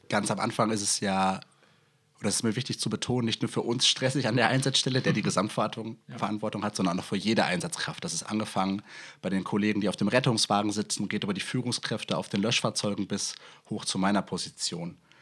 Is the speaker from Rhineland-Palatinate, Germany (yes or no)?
no; North Rhine-Westphalia, Germany; moved away as an adult; now in Hamburg, Germany; in der Nähe von meiner Heimat am Institut der Feuerwehr in NRW